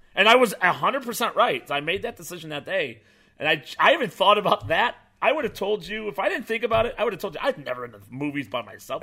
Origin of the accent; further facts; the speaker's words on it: Chicago, Illinois, United States; moved away; I moved away from Chicago.